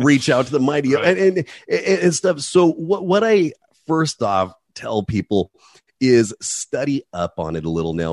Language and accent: English; Hemet, California, United States; also born or lived in Oakland, California; running amuck around a little town named Hemet, California